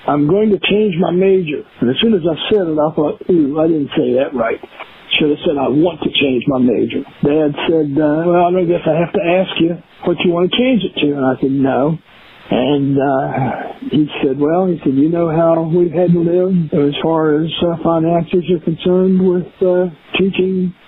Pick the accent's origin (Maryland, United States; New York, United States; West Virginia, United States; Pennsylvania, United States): West Virginia, United States; Philippi; Yeah, I, I grew up in a uh, small college town, Philippi, West Virginia. Alderson Broaddus is the uh, college there. With my dad, it was a little bit of a mixed background. The family owned a coal mine, and dad worked in the mines in high school